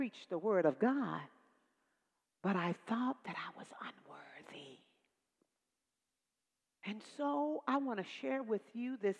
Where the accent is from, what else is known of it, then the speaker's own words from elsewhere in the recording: Dallas, Texas, United States; I'm from Dallas, Texas. I'm a Southern girl